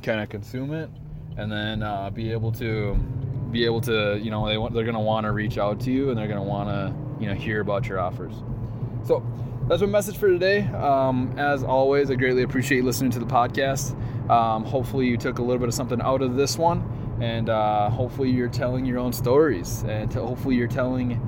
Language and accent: English; Central Minnesota, United States; I was born in Central Minnesota